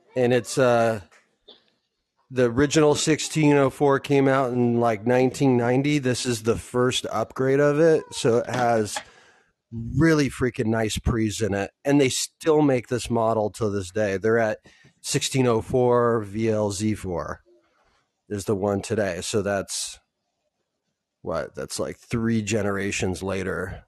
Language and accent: English; Southern California, United States; I'm from Southern California